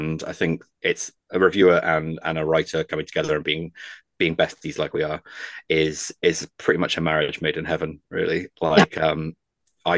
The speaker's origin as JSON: {"language": "English", "country": "United Kingdom", "said": "I'm British"}